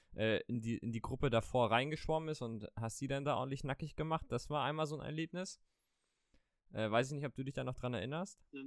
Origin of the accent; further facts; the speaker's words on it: Mecklenburg-Vorpommern, Germany; wir beide kommen aus dem wunderschönen Mecklenburg-Vorpommern